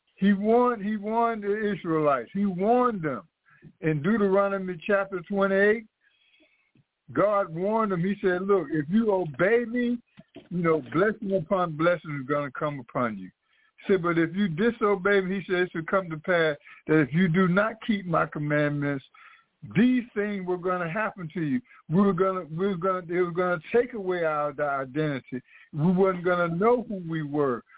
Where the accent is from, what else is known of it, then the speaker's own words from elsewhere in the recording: United States; as Black Americans